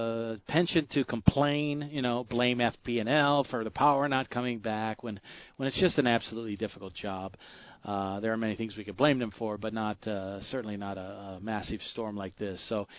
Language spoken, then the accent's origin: English; Michigan, United States; born there; Well, I was born